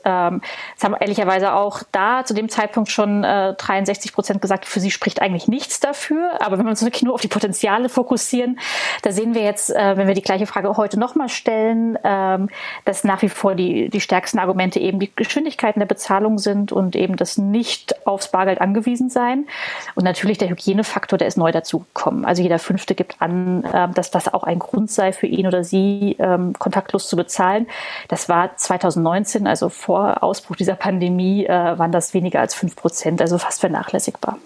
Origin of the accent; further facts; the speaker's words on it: Berlin, Germany; ich als Berlinerin